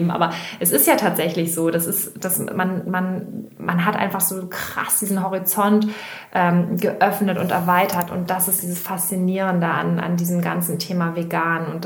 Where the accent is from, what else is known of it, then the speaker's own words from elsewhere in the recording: Hamburg, Germany; Wir kommen aus, äh, aus Hamburg